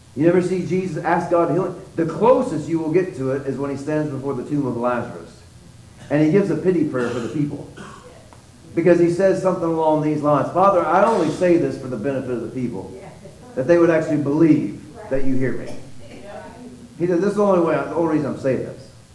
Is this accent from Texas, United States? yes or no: yes; Texas, United States